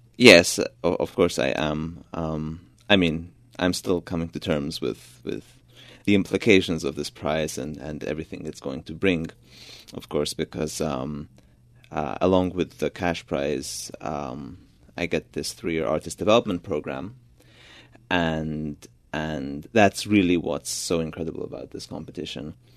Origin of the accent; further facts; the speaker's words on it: Budapest, Hungary; first language Georgian; English is a second language; moved away; also born or lived in Georgia / New York; my family moved to Budapest when I was only a few months old. So I grew up in Hungary.